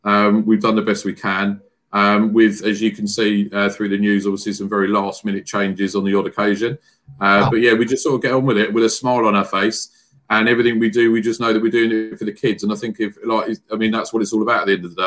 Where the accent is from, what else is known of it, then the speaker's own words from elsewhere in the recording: Frimley, South East England, United Kingdom; I'm originally from the Frimley area where I live